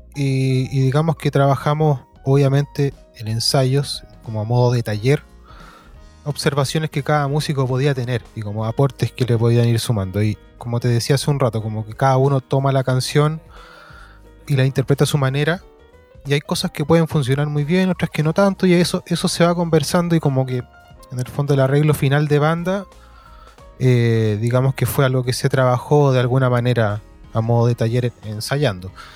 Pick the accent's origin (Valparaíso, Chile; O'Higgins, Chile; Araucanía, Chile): Valparaíso, Chile; yo soy nacido, nacido y criado en Valparaíso. el Cerro Placeres específicamente